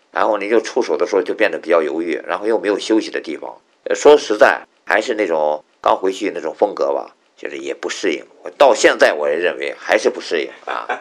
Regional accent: Qingdao, Shandong, China; 小时候在青岛大院里

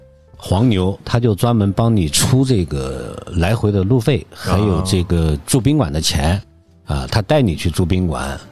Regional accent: Maotai, Guizhou, China; moved away; 就是在我们老家那边茅台镇嘛，

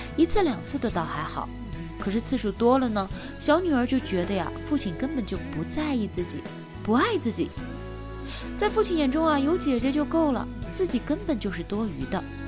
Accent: China; 我们中国人

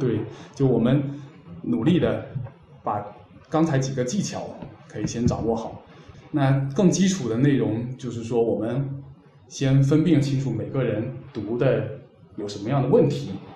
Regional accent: Fujian, China; 我作为福建人

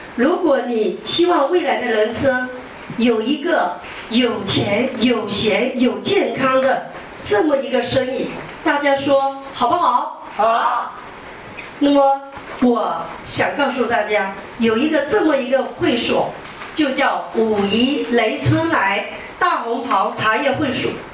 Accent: Wuyishan, Fujian, China; 我就是来自福建美丽的武夷山

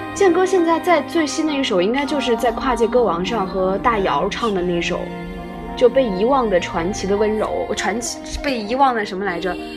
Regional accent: Anhui, China; 我是安徽人

